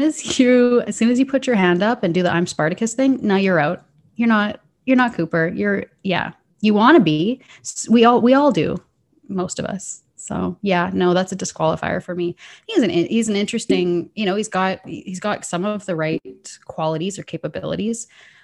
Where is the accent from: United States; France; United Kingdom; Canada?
Canada; hey, this girl kind of sounds like she's from Minnesota, it's because I'm from Canada. And like, we do have a different dialect.